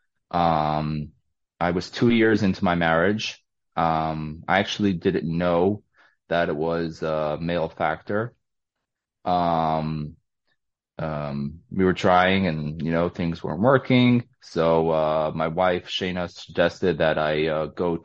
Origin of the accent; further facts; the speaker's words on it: New York City, New York, United States; I was born and raised in Brooklyn, New York.